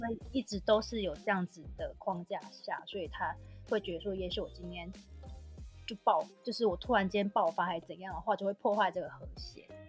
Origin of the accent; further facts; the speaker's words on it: Taiwan; 我当然会以台湾人的个性，就是我们台湾人就是讲话不会比较直接